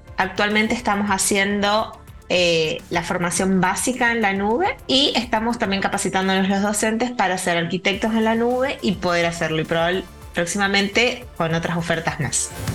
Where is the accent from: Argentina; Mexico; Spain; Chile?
Argentina; Posadas, Misiones; volví a mi ciudad natal, Posadas, en la provincia de Misiones.